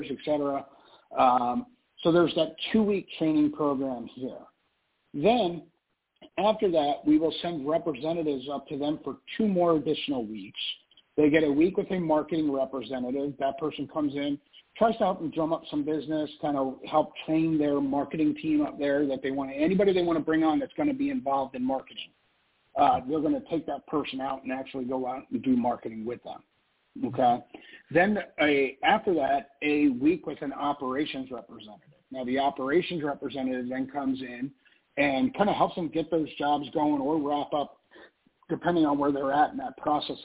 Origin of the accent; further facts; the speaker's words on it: South Florida, United States; I grew up in South Florida